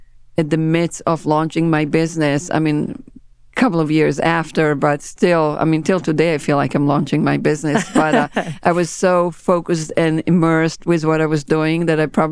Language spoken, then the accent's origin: English; Israel; first language Hebrew; English is a second language; moved away as an adult; now in New York, United States; I was born in Israel, that's correct. I was born in a small town on the beach of the Mediterranean.